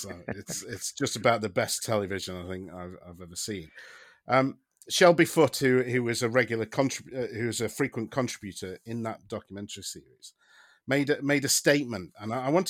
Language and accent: English; United Kingdom; I mean, I'm a British person, but some of those southern accents seemed a bit dodgy to me.